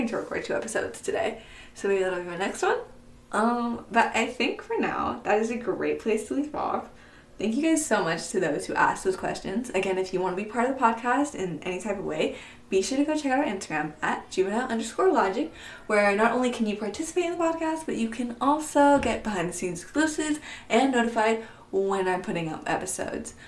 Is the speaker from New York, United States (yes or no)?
no; San Diego, California, United States; also born or lived in Oahu, Hawaii; I was born in Hawaii, on the island of Oahu. But I was raised in San Diego, California